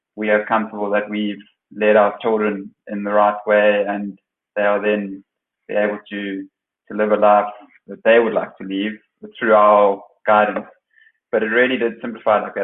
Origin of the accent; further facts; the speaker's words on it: South Africa; now in The Hague, Netherlands; my last sort of 12 years as a South African player